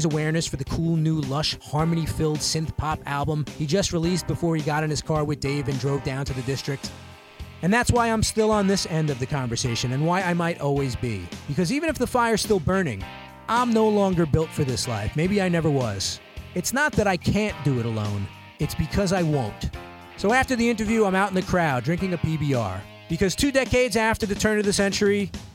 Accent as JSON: {"language": "English", "town": "New York City", "region": "New York", "country": "United States", "tie": "born or raised there", "said": "from my hometown of Brooklyn"}